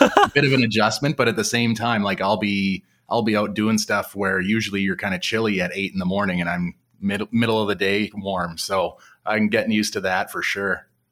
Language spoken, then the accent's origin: English; Western Canada, Canada; being a Western Canadian boy